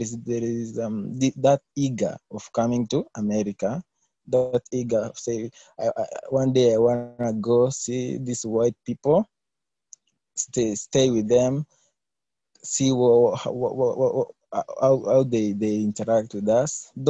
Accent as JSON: {"language": "English", "country": "Kenya", "said": "I'm from Kenya. Yeah, Africa, in Africa."}